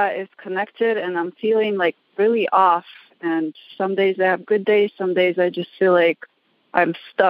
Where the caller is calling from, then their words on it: Reno, Nevada, United States; I'm calling from Reno, Nevada.